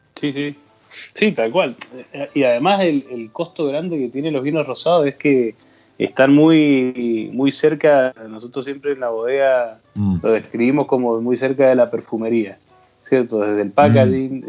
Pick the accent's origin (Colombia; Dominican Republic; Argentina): Argentina